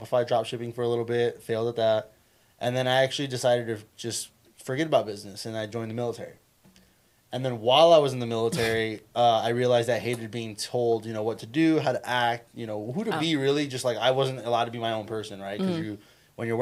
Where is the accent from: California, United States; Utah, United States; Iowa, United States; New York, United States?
California, United States; Sacramento; moved away as an adult; now in Las Vegas, United States; Originally from Sacramento